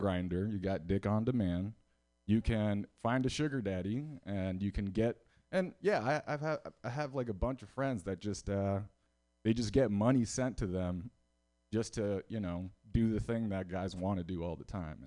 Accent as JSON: {"language": "English", "town": "Houston", "region": "Texas", "country": "United States", "moved": "as an adult", "lives_now": "San Francisco, United States", "said": "I'm from Houston, Texas"}